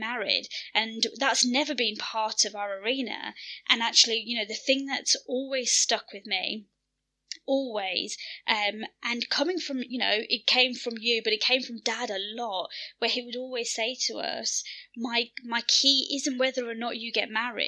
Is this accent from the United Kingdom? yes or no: yes; Birmingham, West Midlands, United Kingdom; we're born and bred in Birmingham, we've grown up in Western society